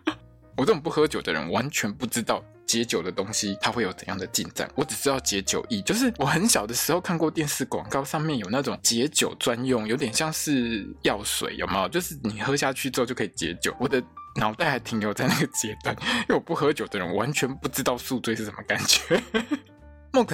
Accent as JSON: {"language": "Chinese", "country": "Italy", "second_language": "Chinese", "said": "他的伴手礼就是我们意大利人最最最讨厌，上面全部都是 on 来的那个披萨。"}